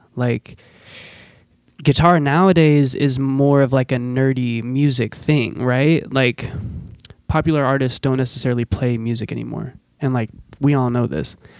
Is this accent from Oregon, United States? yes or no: yes; Forest Grove, Oregon, United States; I grew up in Forest Grove